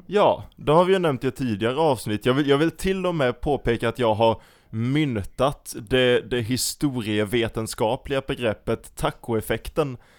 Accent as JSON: {"language": "Swedish", "country": "Sweden", "said": "jag är typiskt svensk"}